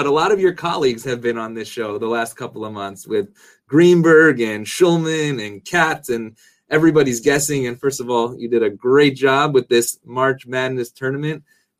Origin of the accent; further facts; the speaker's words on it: Syracuse, New York, United States; now in Los Angeles, United States; I grew up in Syracuse.